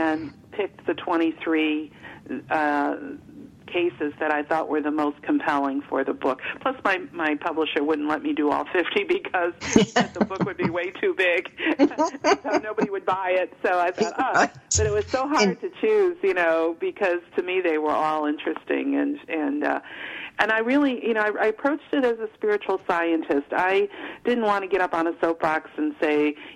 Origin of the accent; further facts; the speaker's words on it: Chicago, Illinois, United States; moved away as an adult; now in Virginia, United States; I grew up in Chicago, but that never felt like home to me